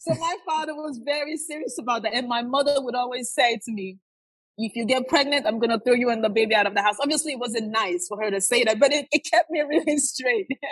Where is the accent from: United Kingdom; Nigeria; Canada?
Nigeria; now in United States; I grew up in Nigeria.